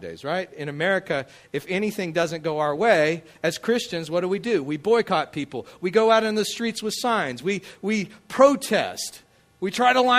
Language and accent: English; Midland, Texas, United States; moved away as an adult; also born or lived in Hammond, Louisiana; now in Covington, United States; But I grew up out in Midland, Texas, out in the deserts